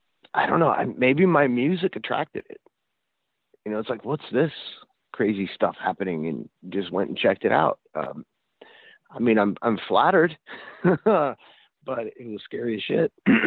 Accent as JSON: {"language": "English", "town": "Sacramento", "region": "California", "country": "United States", "said": "we're from Sacramento originally, and I moved back to Sacramento"}